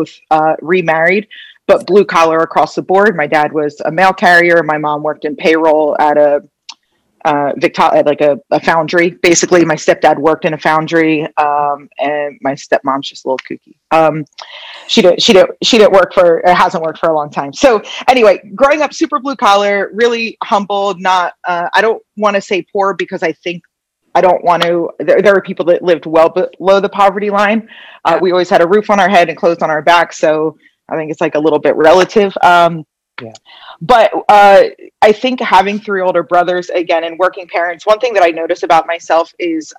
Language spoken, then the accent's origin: English; Phillipsburg, New Jersey, United States; moved away as an adult; also born or lived in Philadelphia; now in Las Vegas, United States; we have a couple generations in my hometown, a place called Phillipsburg